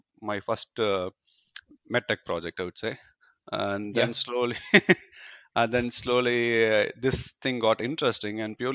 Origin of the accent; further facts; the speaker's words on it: India; moved away as an adult; now in Germany; I come from India.